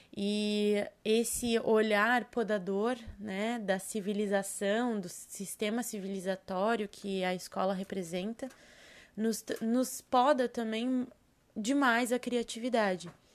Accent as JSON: {"language": "Portuguese", "area": "Serra Gaúcha", "region": "Rio Grande do Sul", "country": "Brazil", "tie": "born or raised there", "moved": "yes", "lives_now": "Florianópolis, Brazil", "said": "eu sou nascida no Rio Grande do Sul, na Serra Gaúcha, e moro hoje, resido em Florianópolis."}